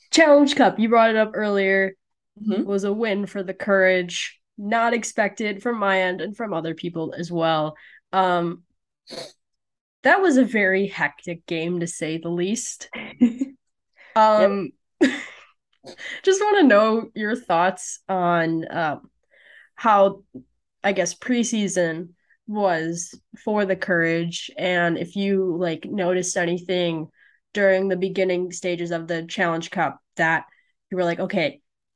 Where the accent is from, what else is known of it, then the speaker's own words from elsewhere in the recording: Illinois, United States; from my home state